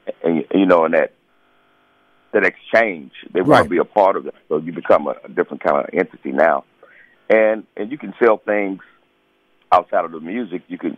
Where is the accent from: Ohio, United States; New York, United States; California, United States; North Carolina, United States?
North Carolina, United States; Charlotte; I'm a Southern guy, man. I'm from Charlotte, North Carolina.